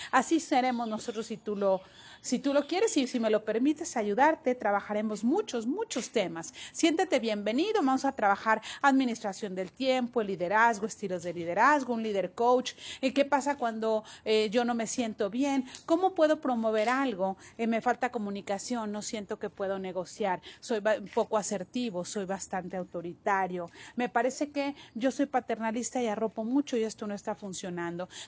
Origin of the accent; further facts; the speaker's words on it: Mexico; He trabajado en mi país que se llama México